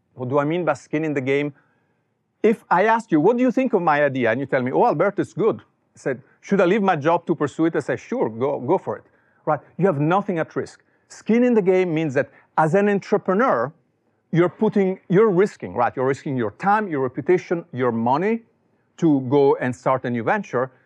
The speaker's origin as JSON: {"language": "English", "country": "Italy", "tie": "born or raised there", "also_born_or_lived": "Silicon Valley", "second_language": "English", "moved": "as an adult", "lives_now": "United States", "said": "as you can tell from my accent, I was not born here. I was born in Italy"}